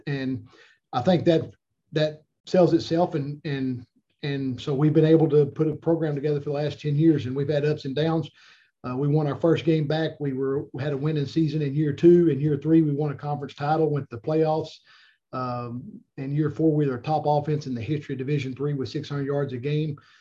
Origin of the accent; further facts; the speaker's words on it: Denison, Texas, United States; moved away as an adult; now in Arkansas, United States; I grew up in Texas. I played Texas high school football. I went way far away from Denison, Texas, all the way to Sherman